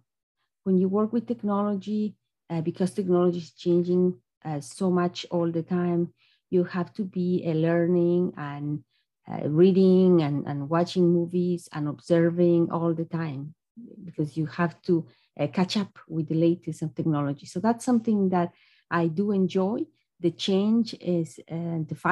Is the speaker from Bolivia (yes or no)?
yes; Bolivia; moved away as an adult; also born or lived in Ukraine; now in United States; I am originally from Bolivia